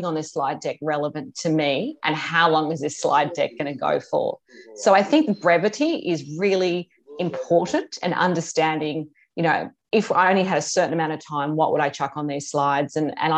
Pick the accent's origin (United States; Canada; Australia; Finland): Australia; also born or lived in Hong Kong / London; worked in Hong Kong and London, and came back to Australia about 20 odd years ago